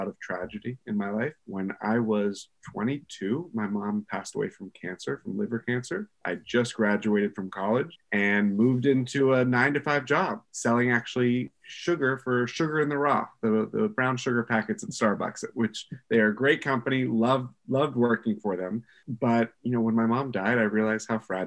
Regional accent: Pittsburgh, Pennsylvania, United States; accent: Pittsburgh dialect; us Pittsburghers, or Yinzers

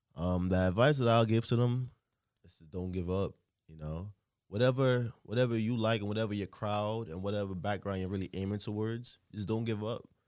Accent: Trinidad & Tobago; moved away; also born or lived in Newark, New Jersey; I grew up in Trinidad and Tobago, you know. Then I moved to Newark, New Jersey

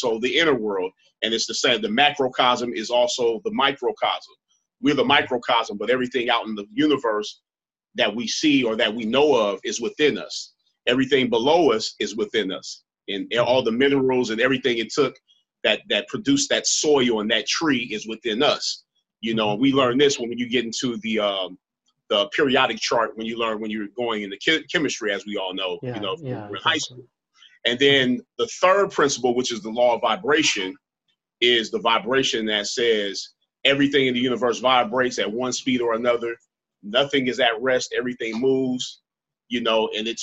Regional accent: Los Angeles, California, United States; And I'm from Los Angeles.

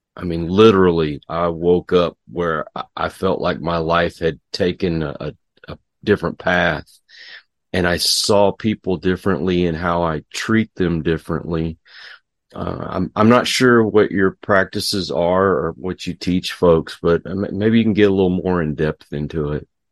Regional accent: Texas, United States; I'm from Texas

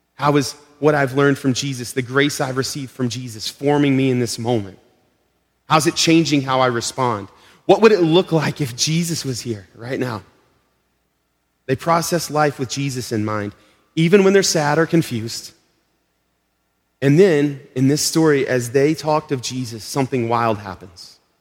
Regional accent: Arkansas, United States; now in Melrose, United States; we're from Arkansas. we just visited family in Arkansas two months ago

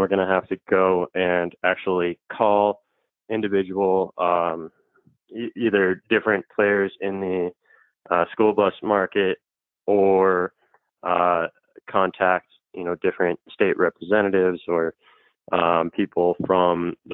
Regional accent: California, United States; I'm actually from California

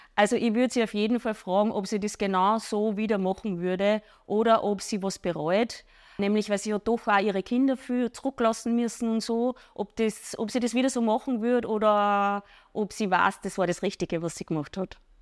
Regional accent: Wels, Upper Austria, Austria; ich komme aus Bichl bei Wels

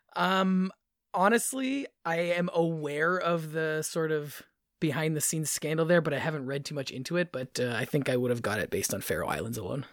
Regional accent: near the Welland Canal, Ontario, Canada; where I grew up near the Welland Canal, we always had a weir that went through the center of our town

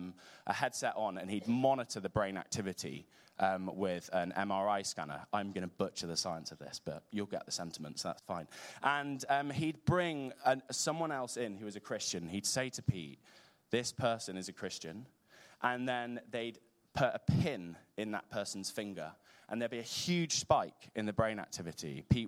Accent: North West England, United Kingdom; accent: Scouse; I find belonging with other Liverpool fans, as you can tell from my distinctly Scouse accent.

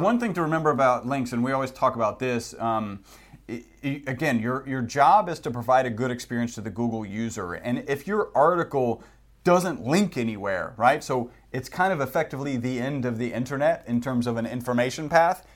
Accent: Texas, United States; We're from Texas, so we do say howdy

